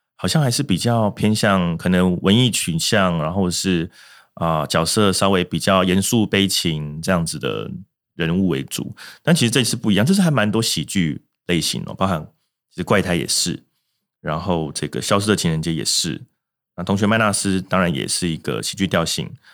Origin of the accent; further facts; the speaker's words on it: Taiwan; 我相信很多台湾啊，如果说三四十岁以上的族群的观众看到，会多少有些共鸣啊。我们就是在这个时代下长大